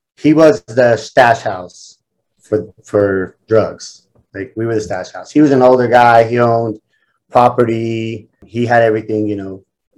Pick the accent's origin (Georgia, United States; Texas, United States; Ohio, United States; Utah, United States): Utah, United States; Salt Lake City; I grew up in Salt Lake City to a single mother.